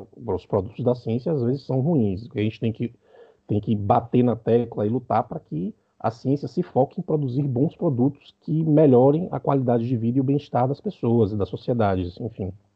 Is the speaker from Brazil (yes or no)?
yes; Bahia, Brazil; now in Uruguay; eu sou da Bahia, mas estou morando agora no Uruguai